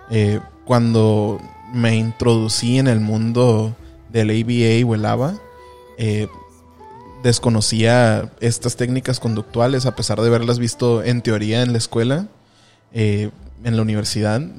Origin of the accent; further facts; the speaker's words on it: Tijuana, Baja California, Mexico; now in San Diego, United States; somos originarios de Tijuana, Baja California. Y hemos, eh, nos hemos desarrollado de manera profesional en lo que es en, en el área de San Diego.